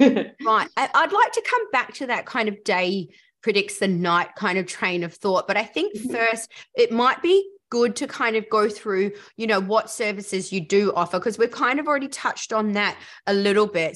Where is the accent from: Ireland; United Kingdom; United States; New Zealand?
New Zealand; we're both from New Zealand.